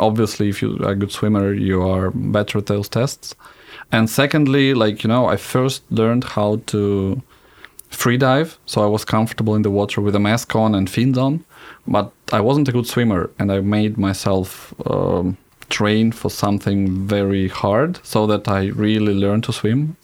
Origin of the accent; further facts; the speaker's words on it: Zhukovsky, Moscow Oblast, Russia; also born or lived in Smolensk; So we moved to Żukowski right in, when I was one and a half years old.